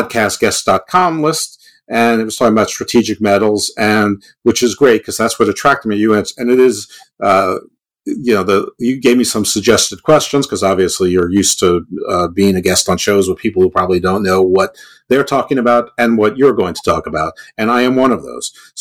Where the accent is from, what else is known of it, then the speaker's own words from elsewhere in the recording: United States; I'm American.